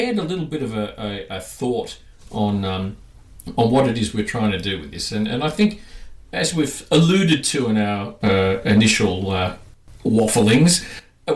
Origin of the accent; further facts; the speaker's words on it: Australia; accent: Australian; now in Melbourne, Australia; we're in, obviously, Australia. You can hear our accents. We're Australian. But we're in Melbourne